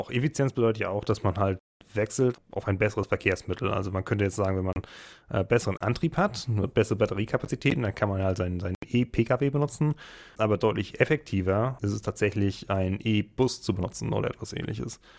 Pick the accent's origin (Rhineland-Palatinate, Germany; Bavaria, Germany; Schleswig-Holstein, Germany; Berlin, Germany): Schleswig-Holstein, Germany; Also das kennt man als Schleswig-Holsteiner, wenn man hin und wieder äh, die dänischen Bahnen benutzt.